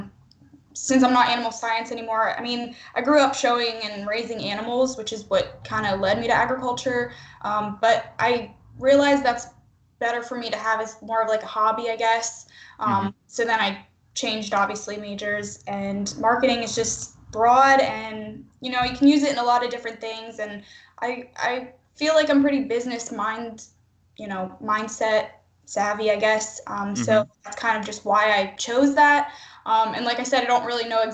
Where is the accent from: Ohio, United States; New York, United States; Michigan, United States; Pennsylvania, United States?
Pennsylvania, United States; moved away as an adult; now in Missouri, United States; I am from Pennsylvania